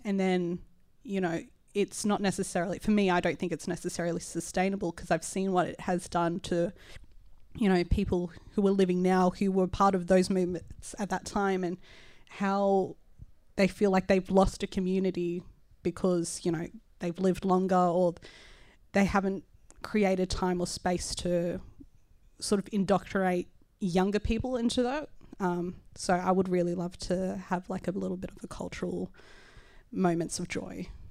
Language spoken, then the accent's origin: English; Sydney, New South Wales, Australia; I am a Miriam Mir, uh, Larakia woman, so I'm Indigenous, uh, but I was raised here in Redfin